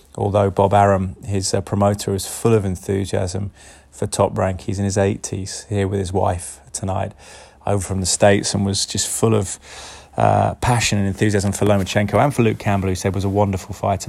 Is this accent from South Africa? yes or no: no; Cheltenham, South West England, United Kingdom; Cheltenham, my hometown